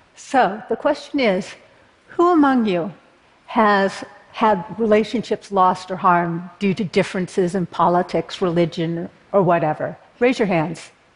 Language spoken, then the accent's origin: English; Berkeley, California, United States; born or raised there